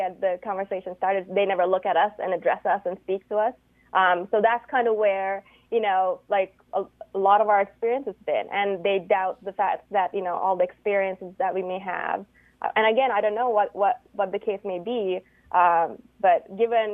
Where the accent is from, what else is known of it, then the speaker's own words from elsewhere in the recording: Canada; I'm actually from Canada.